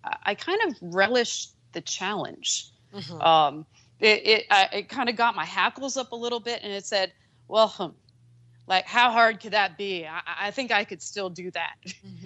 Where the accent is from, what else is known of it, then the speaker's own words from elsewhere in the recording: New Jersey, United States; I'm a girl from Jersey